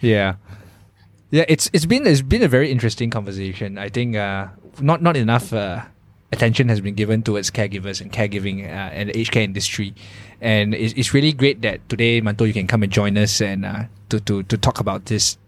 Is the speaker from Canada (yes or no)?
no; Malaysia; as a Malaysian employer